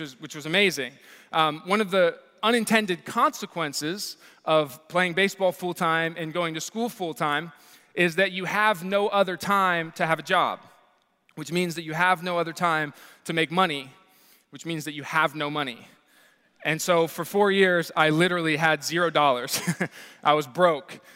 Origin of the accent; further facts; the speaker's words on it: Columbus, Ohio, United States; I grew up here in Columbus, Ohio, and so I was born and raised here